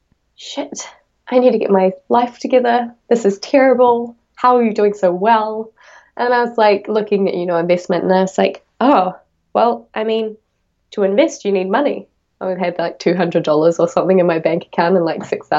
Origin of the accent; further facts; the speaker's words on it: Auckland, New Zealand; where I'm from in my hometown, it's the biggest city in New Zealand